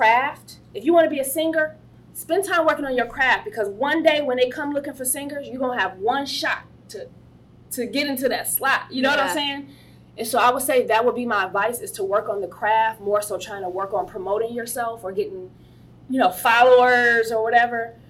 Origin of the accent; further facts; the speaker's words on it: Chicago, Illinois, United States; I grew up in Chicago